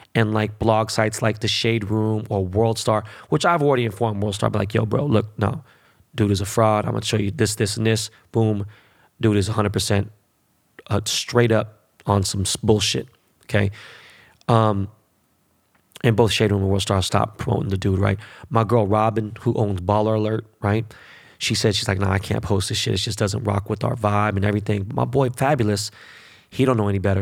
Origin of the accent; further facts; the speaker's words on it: Los Angeles, California, United States; it's my hometown